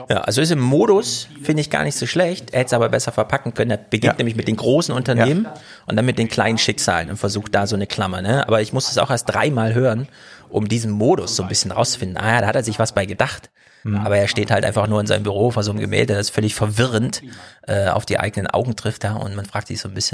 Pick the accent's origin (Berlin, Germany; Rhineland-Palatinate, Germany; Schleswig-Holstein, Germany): Berlin, Germany; man kann als Berliner ist man da vorgebildet mittlerweile